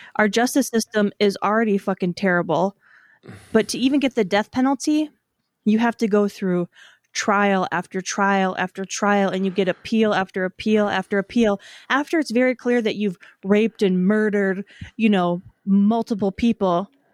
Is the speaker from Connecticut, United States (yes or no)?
no; Wisconsin, United States; I grew up in Wisconsin.